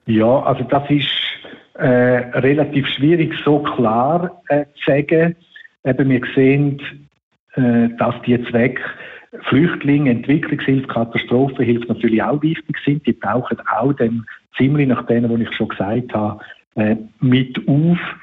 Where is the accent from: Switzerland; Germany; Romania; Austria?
Switzerland; bei uns in der Schweiz